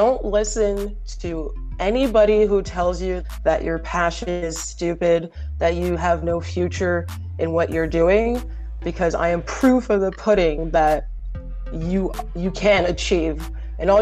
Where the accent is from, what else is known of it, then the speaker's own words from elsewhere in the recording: Montreal, Quebec, Canada; now in Toronto, Canada; I'm originally from Montreal, but now residing in Toronto